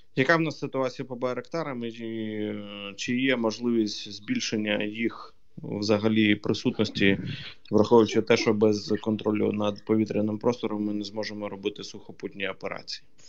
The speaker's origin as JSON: {"language": "Ukrainian", "town": "Kherson", "region": "Kherson Oblast", "country": "Ukraine", "tie": "born or raised there", "said": "мого рідного Херсону"}